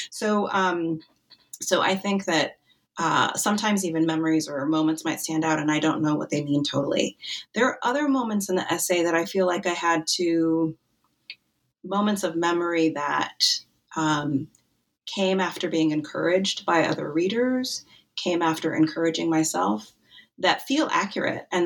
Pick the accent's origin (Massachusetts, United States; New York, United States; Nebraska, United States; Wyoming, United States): Wyoming, United States; I grew up in Wyoming